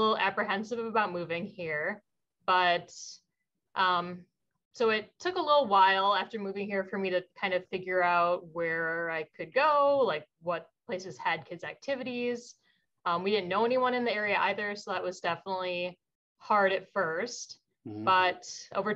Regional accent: Iowa, United States; also born or lived in Twin Cities, Minnesota; now in Wausau, United States; I'm from Iowa originally.

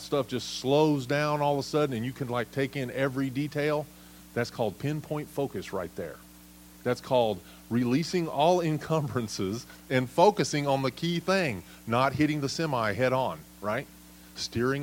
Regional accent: United States; as American citizens

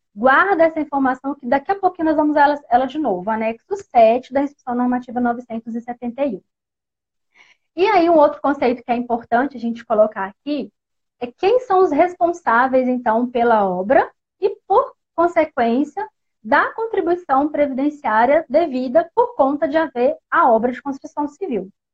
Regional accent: Barão de Cocais, Minas Gerais, Brazil; sou da Terrinha do Pão de Queijo, sou mineira aqui de Barão de Cocais

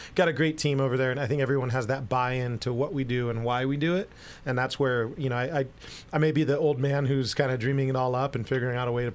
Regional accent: San Diego, California, United States; moved away as an adult; now in Maui, United States; I was born and raised in San Diego.

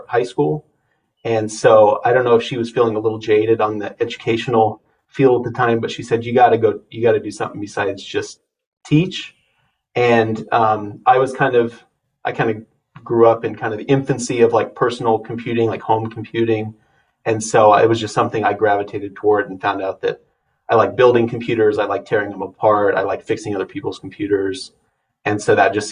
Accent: Harvard, Nebraska, United States; I grew up in Harvard, Nebraska, which is a small town, not quite 1,000 people.

